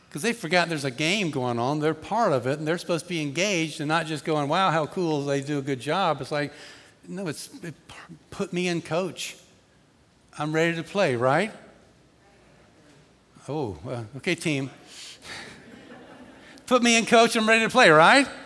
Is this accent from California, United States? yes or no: no; Atlanta, Georgia, United States; I grew up in Atlanta.